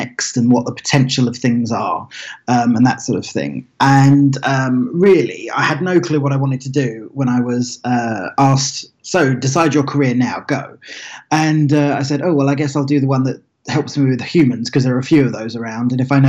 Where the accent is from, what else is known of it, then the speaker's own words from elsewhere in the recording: Billericay, East of England, United Kingdom; moved away as an adult; also born or lived in Lincoln, England / Los Angeles, United States; I grew up in a very sleepy town in Essex, which is in southeast England, called Billericay